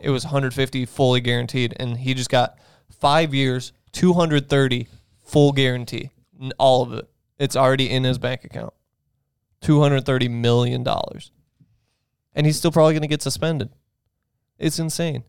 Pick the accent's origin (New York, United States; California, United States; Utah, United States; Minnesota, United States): New York, United States; Buffalo; we're from Buffalo.